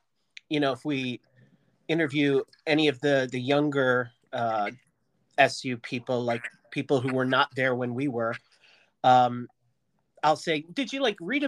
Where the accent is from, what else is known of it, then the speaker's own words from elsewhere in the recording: south of Pittsburgh, Western Pennsylvania, United States; I'm a fellow Pennsylvanian. I'm from Western PA.